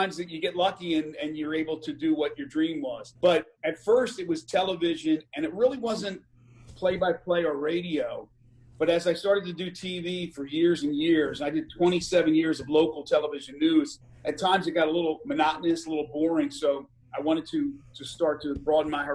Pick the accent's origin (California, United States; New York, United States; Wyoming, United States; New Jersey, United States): New Jersey, United States; moved away as an adult; also born or lived in Maryland; now in Memphis, United States; where I grew up in South Jersey